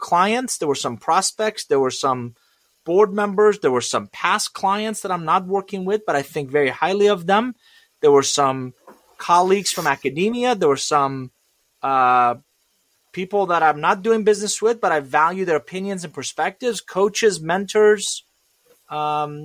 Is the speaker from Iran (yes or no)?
yes; Iran; English is a second language; now in United States; I'm originally from Iran, and I came to this country with $100, a suitcase, didn't know anybody, didn't speak a word of English